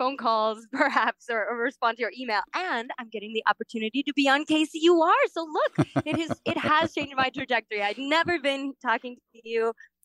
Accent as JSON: {"language": "English", "town": "Kansas City", "region": "Kansas", "country": "United States", "tie": "born or raised there", "also_born_or_lived": "Philadelphia", "moved": "as an adult", "said": "I grew up in Kansas City speaking Spanish at home, in English at school"}